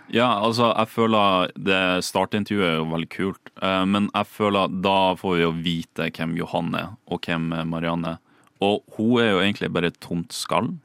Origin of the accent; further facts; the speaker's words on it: Bodø, Nordland, Norway; moved away as an adult; also born or lived in Oslo; jeg kommer fra Bodø og skal flytte til storbyen Oslo